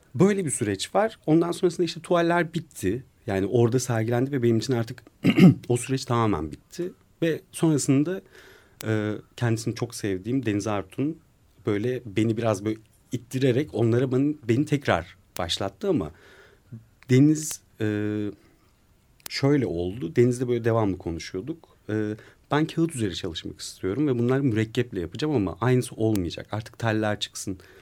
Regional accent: Ankara, Turkey; also born or lived in Kızılcahamam; bir Ankaralı olarak Bozkır'ı özlüyorum

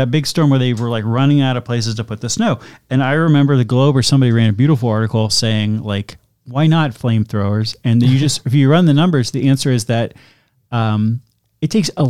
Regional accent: Worcester, Massachusetts, United States; no, I'm from Worcester. We don't do that. Not today.

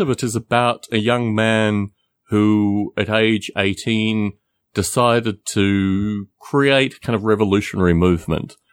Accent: Australia; moved away; I'm from Australia originally. I go back periodically.

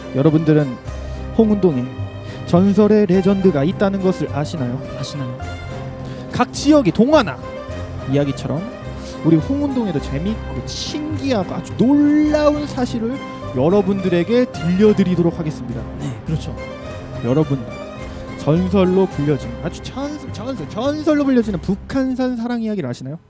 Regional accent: Seoul, South Korea; 어렸을 때부터 여기

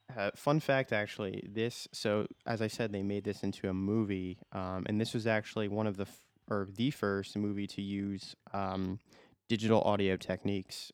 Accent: United States; I am an American

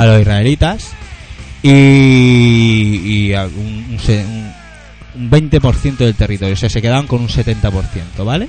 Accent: Catalonia, Spain; somos catalanes

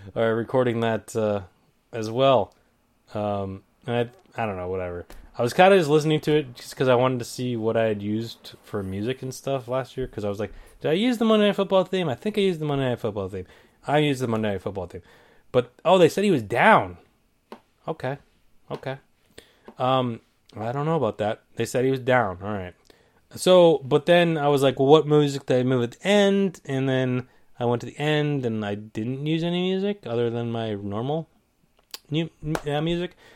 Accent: New England, United States; I'm from New England

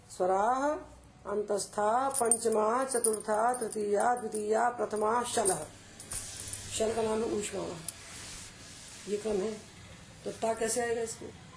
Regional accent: Madhya Pradesh, India; हमारे तो पूर्वज वहां पैदा हुए थे हम तो एमपी में पैदा हुए

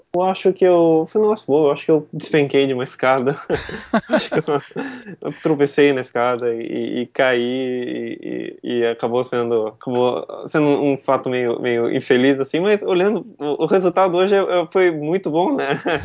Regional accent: Joinville, Santa Catarina, Brazil; eu sou de Joinville, né? Eu estou aqui agora, eu nasci aqui.

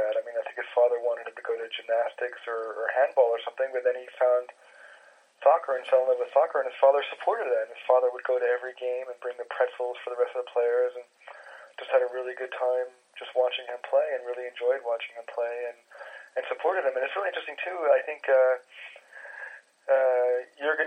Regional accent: United States; now in Germany; I'm an American who's lived half my life in Germany

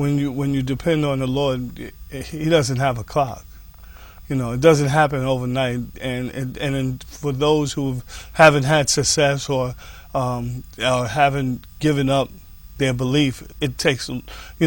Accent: White Plains, New York, United States; I grew up here in White Plains. I'm a native son.

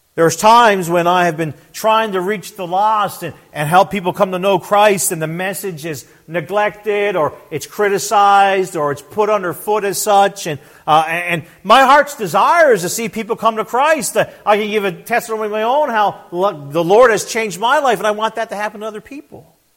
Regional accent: Newfoundland and Labrador, Canada; also born or lived in Fox Island River / Trout River / St. John's; I was born and raised in Newfoundland, Canada

